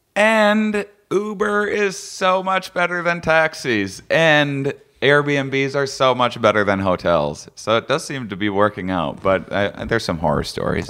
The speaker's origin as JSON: {"language": "English", "region": "Wisconsin", "country": "United States", "said": "I'm from Wisconsin, so I'm used to bland food myself."}